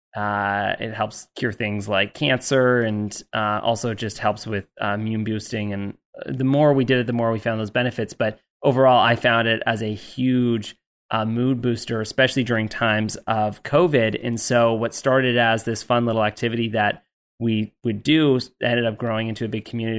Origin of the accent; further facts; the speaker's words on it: Canada; I say H because I'm Canadian